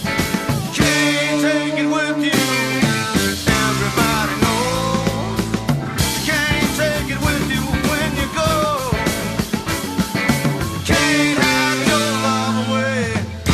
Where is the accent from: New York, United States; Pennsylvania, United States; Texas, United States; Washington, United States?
Texas, United States; also born or lived in Louisiana; I'm from Texas, I'm from the South, I was born in Louisiana.